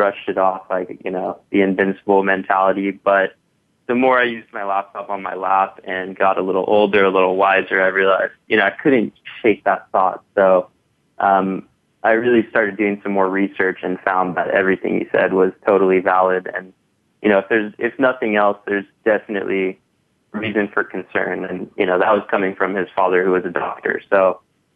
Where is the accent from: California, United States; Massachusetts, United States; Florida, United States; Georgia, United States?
California, United States; San Diego; also born or lived in South Africa; Actually born in South Africa, raised in San Diego, in California